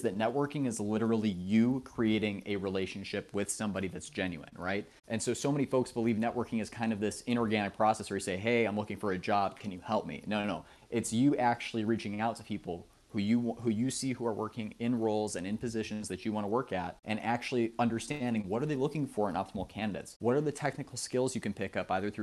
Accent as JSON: {"language": "English", "town": "Chicago", "region": "Illinois", "country": "United States", "said": "I'm from Chicago, Illinois"}